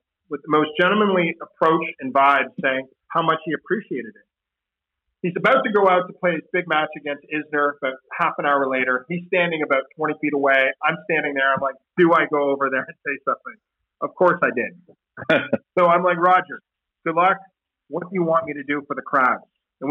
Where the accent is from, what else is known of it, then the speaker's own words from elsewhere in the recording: Canada; I'm this kid from Canada